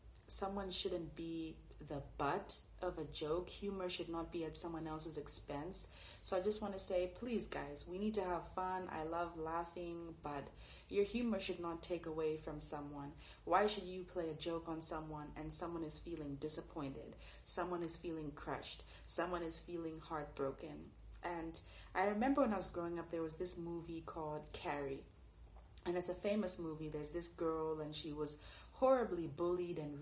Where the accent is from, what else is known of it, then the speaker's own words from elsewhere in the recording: Canada; I grew up in Canada